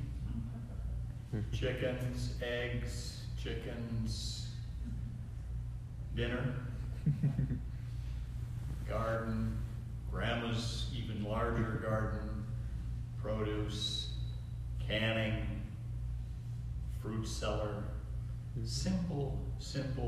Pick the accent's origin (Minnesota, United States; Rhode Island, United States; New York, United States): Minnesota, United States; moved away; back to Minnesota and back to my hometown